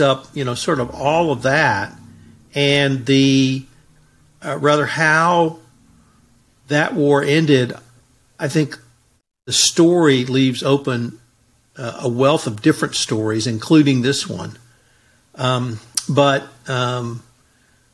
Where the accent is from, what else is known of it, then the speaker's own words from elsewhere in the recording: United States; I'm from America